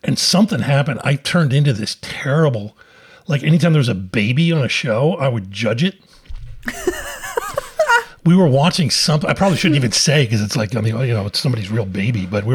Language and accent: English; Philadelphia, Pennsylvania, United States; I grew up in Philadelphia.